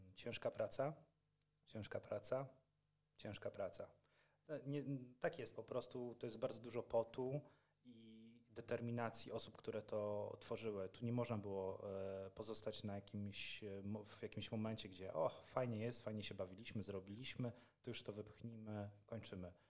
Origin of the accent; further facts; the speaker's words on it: Poland; mówimy po polsku, bo jesteśmy z Polski